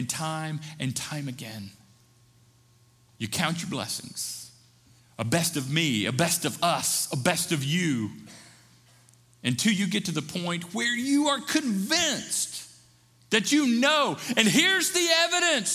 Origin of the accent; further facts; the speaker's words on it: the South, Appalachia, United States; I grew up in churches in the South, in Appalachia.